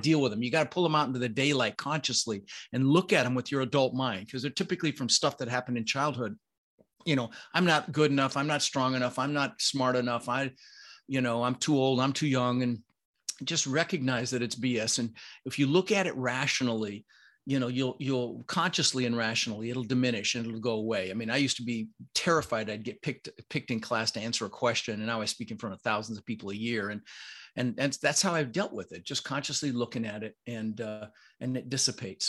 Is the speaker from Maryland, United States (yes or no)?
no; Denver, Colorado, United States; first language Dutch; English is a second language; also born or lived in Netherlands; I was born in Holland. um, and immigrated when I was six with my brother Albert, my mother's Vancha, uh, and we, uh, you know, we really struggled. I, we moved to Denver